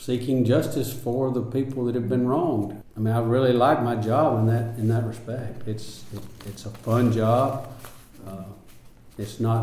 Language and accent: English; Sabine County, Texas, United States; I grew up in Sabine County. I mean, this is home.